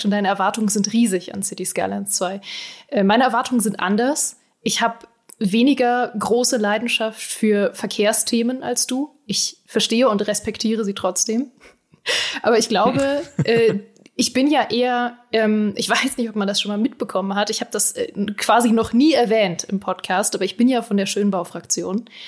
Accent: Berlin, Germany; ich komme ja aus Berlin

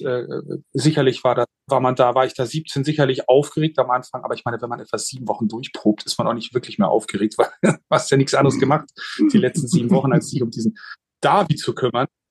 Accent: Hamburg, Germany; now in Switzerland; meine Heimatstadt. Ähm, weil ich ja jetzt in der Schweiz wohne

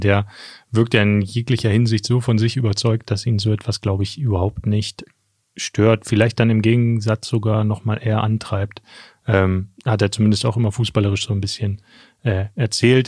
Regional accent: Schöningen, Lower Saxony, Germany; ich komme ja aus der Schöninger Region, also Helmstädter Südkreis

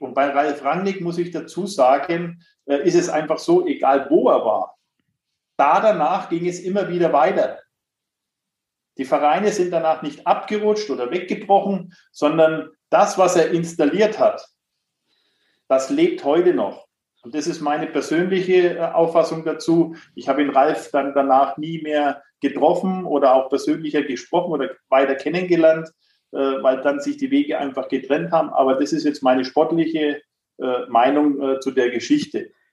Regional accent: Nuremberg, Bavaria, Germany; ich bin gebürtiger Nürnberger

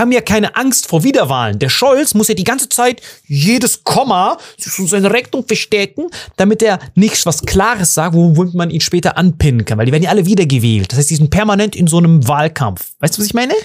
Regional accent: Germany; bei uns in Deutschland

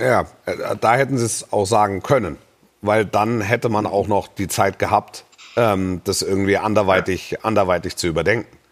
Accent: Esslingen district, Baden-Württemberg, Germany; Ich war im Kreis Esslingen, war ich äh, äh, schulpflichtig

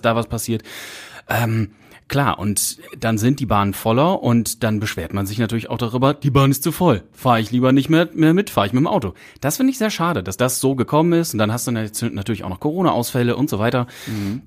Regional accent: Münsterland, North Rhine-Westphalia, Germany; Ich komme aus dem Münsterland und da gibt's ja die Freiwillige Feuerwehr, da gibt's mhm. eine Jugendfeuerwehr, da geht man erst mit so mit 10, 12 Jahren rein. Da war ich, äh, bis ich dann irgendwann mit 18 in die aktive Freiwillige Feuerwehr übernommen wurde

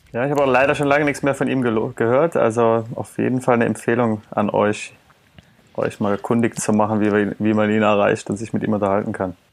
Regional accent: Eifel, towards Trier, Rhineland-Palatinate, Germany; ich bin in der Eifel geboren oder aufgewachsen, allerdings von Staufis Lieblingsregion nochmal deutlich weiter südlich, also mehr Richtung ja. Trier als Richtung Köln

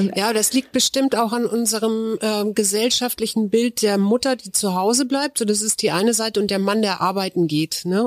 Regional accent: Germany; weil ich bin auch in der Elbe groß geworden.

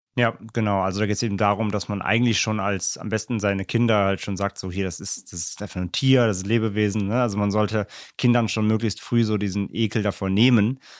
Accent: Germany; wir als Deutsche

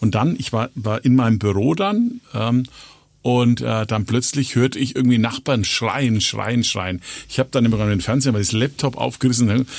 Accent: Nuremberg, Bavaria, Germany; bei uns in Nürnberg

